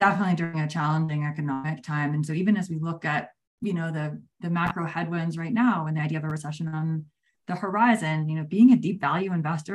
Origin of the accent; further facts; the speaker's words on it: New Jersey, United States; now in Austin, United States; I grew up in New Jersey